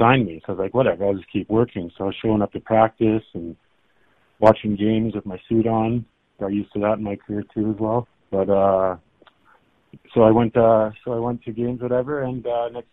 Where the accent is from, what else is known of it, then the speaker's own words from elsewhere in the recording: Milton, Ontario, Canada; I grew up in Milton, Ontario, just outside of Toronto